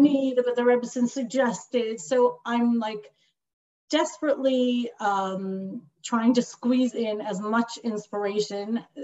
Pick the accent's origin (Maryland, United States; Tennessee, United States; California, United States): California, United States; Long Beach; I grew up in Shlichus in Long Beach, California